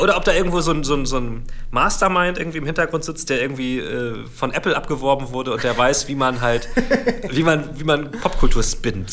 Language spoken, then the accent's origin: German; Germany; bei uns in Deutschland